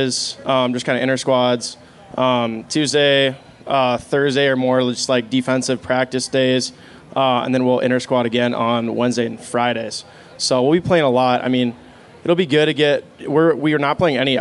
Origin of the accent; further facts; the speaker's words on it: Minneapolis, Minnesota, United States; I have home ties here. I'm from Minneapolis